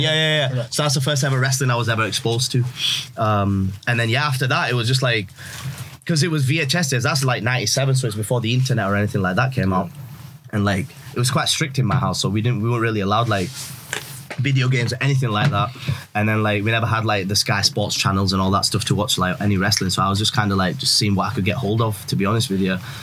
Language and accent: English; Yorkshire and the Humber, United Kingdom; born or raised there; also born or lived in Pakistan / Canada / Leeds